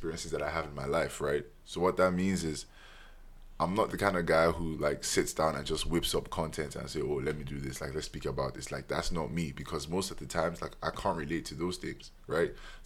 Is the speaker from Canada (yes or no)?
no; Nigeria; As a Nigerian, you're born with 5 to 10 aunties and uncles by default.